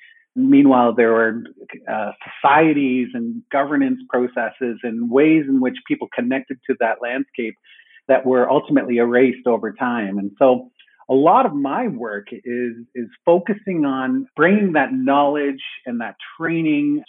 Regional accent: Niagara, Ontario, Canada; also born or lived in Manitoba; I grew up in Niagara

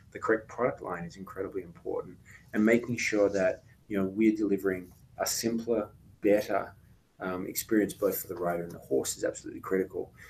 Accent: Australia; also born or lived in United Kingdom; now in United States; So I was born in the UK, um, spent time growing up in Australia, and, and have spent most of my life in the United States.

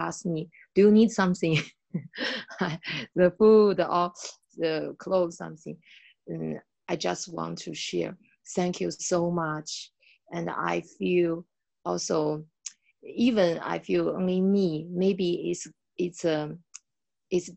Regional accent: China; from China.

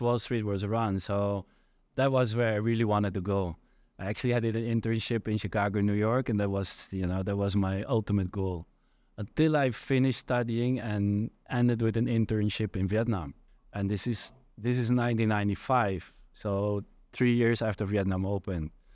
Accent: Netherlands; moved away as an adult; So I'm from the Netherlands originally, born and raised there.

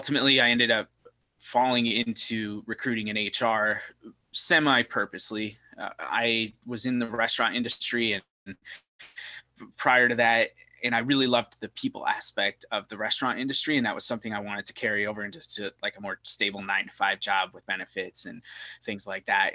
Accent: Syracuse, New York, United States; moved away as an adult; also born or lived in Scranton, Pennsylvania; now in Charlotte, United States; I grew up in the Northeast, Scranton, Pennsylvania, Syracuse, New York

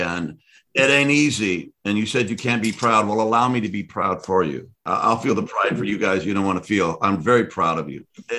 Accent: United States; as American

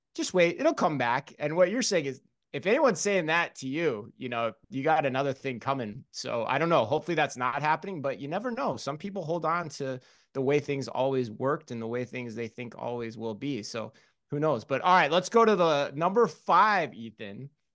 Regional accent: Phoenix, Arizona, United States; I'm from Phoenix

